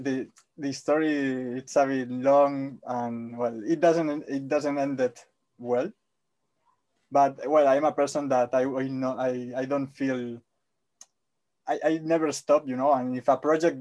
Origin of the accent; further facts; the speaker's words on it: Spain; English is a second language; I'm Spanish.